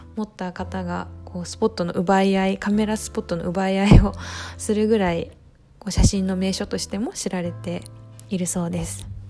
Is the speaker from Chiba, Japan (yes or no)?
no; Yokohama, Kanagawa, Japan; moved away as an adult; now in Arita, Japan; 地元横浜から佐賀県有田町へやってきた